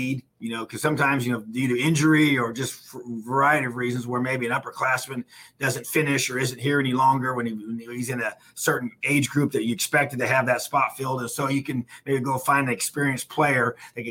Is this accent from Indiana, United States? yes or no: yes; Indiana, United States; I'm an Indiana born and bred Hoosier, you know, in this state